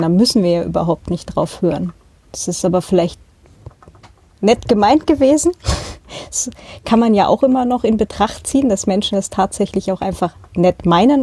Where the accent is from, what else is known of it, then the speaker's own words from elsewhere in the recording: Northern Germany, Germany; now in Austria; ich bin ja auch halt in Norddeutschland aufgewachsen